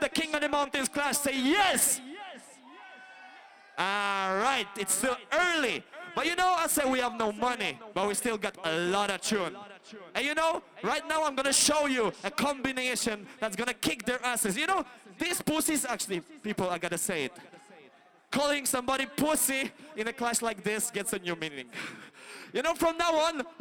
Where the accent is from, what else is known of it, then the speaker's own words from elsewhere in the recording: Poland; We come from Poland